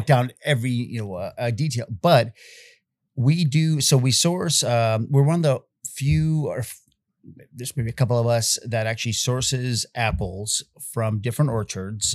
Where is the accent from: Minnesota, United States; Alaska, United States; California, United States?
California, United States; Bay Area; moved away as an adult; also born or lived in Czechoslovakia / Yugoslavia / Austria; now in Kentucky, United States; growing up in the Bay Area